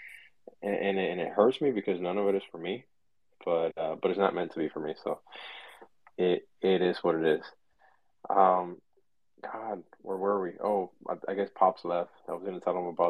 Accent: Florida, United States; I am from Florida

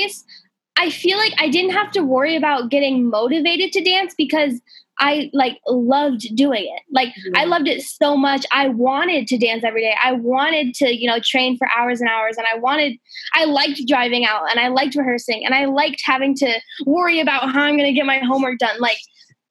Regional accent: Colorado, United States; moved away; also born or lived in Los Angeles; at the time I lived in Colorado, my hometown

